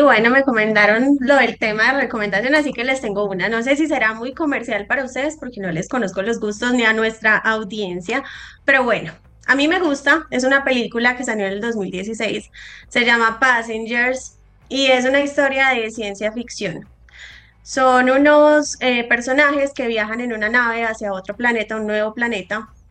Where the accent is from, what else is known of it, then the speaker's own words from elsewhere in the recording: Medellín, Antioquia, Colombia; moved away as an adult; now in Bogotá, Colombia; Estudié en Medellín, soy de Medellín.